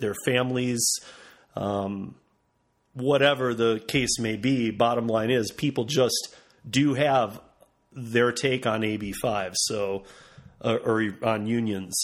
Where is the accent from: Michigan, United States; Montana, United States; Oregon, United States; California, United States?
Michigan, United States; now in Colorado, United States; I'm from Michigan